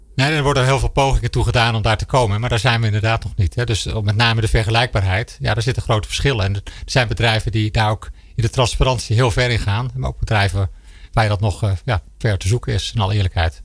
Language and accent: Dutch; Netherlands; als Nederlander